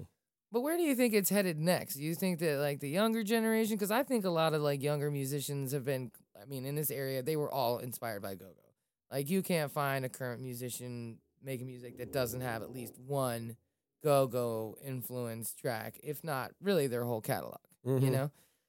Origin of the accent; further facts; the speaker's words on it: Falls Church, Virginia, United States; I grew up in Falls Church, you know, in the city of Falls Church